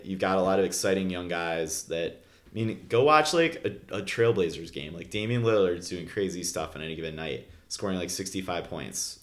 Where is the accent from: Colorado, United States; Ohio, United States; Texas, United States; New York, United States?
Ohio, United States; Cleveland; moved away; I grew up in Cleveland